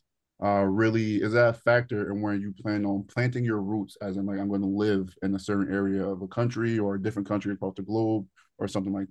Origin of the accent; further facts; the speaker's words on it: Northeast, United States; moved away; also born or lived in the South; I grew up in the Northeast.